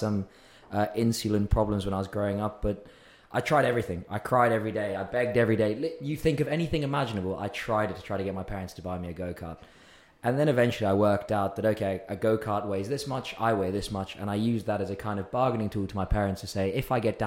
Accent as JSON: {"language": "English", "country": "South Africa", "tie": "born or raised there", "moved": "yes", "lives_now": "United Kingdom", "said": "I was born in South Africa, lived in South Africa my whole upbringing"}